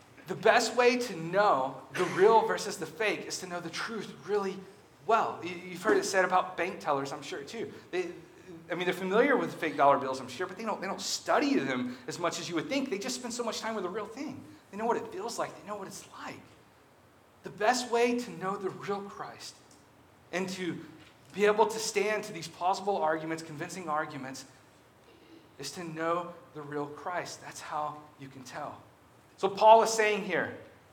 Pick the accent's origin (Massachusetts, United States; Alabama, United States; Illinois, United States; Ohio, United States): Alabama, United States; I'm from Alabama